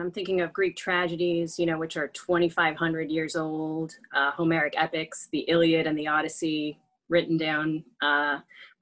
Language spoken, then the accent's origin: English; France; moved away; I was raised in France